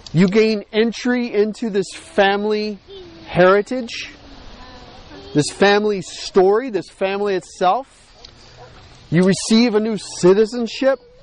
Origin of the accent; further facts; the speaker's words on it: United States; also born or lived in Montreal, Canada; being an American